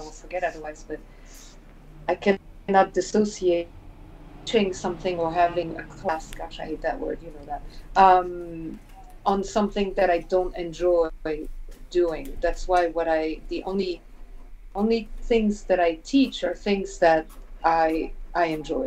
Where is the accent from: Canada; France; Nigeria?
France; moved away as an adult; also born or lived in United States; when I was a kid, growing up around the Peugeot plants, you know, the Peugeot factories